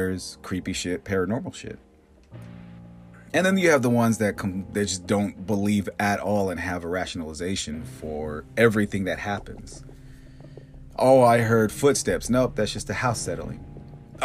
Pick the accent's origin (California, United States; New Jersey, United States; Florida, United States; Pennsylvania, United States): California, United States; Bakersfield; growing up in Bakersfield, it's 115 during the day and 100 degrees at night